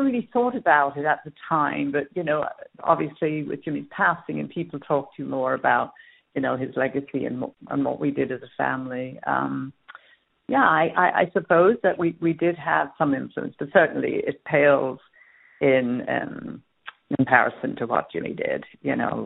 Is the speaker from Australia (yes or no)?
no; England, United Kingdom; also born or lived in Dublin, Ireland; I was born in Dublin, but raised in England for the most part